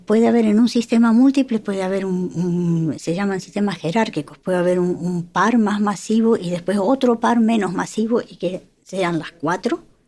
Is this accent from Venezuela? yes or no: no; Argentina; moved away; yo soy de Argentina